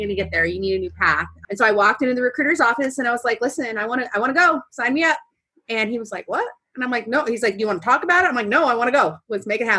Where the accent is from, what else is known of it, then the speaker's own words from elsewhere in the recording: Washougal, Washington, United States; I am from Washougal, Washington, which is a major metropolitan area